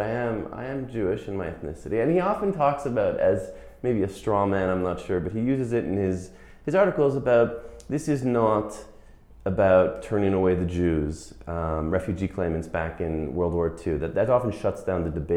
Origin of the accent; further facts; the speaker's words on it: Montreal, Quebec, Canada; I'm a Quebecer, okay? I'm English speaking